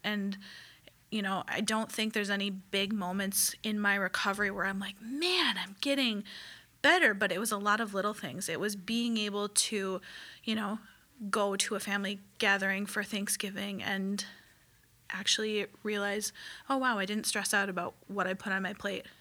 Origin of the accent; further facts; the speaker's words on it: Midwest, United States; growing up in the Midwest